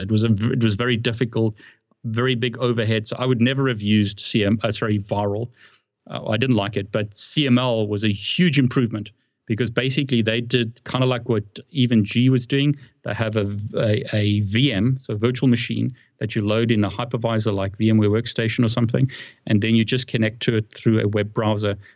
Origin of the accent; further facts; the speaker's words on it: South Africa; moved away as an adult; now in United Kingdom; I live in the UK and I've lived in the UK for a long time, but I'm originally from South Africa